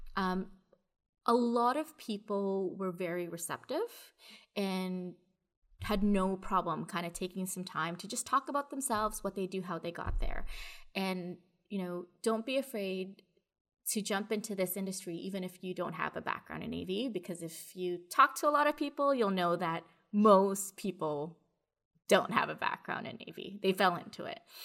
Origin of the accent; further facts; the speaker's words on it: Toronto, Ontario, Canada; I'm from Toronto, I'm here in Canada